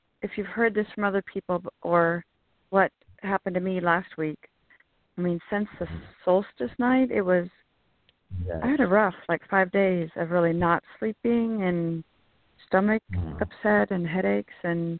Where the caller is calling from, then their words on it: California, United States; from California.